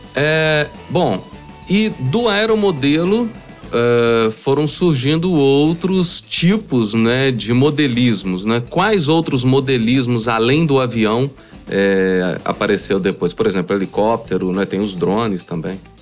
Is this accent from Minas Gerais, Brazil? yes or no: yes; São João del-Rei, Minas Gerais, Brazil; moved away; eu sou de São João Del Rei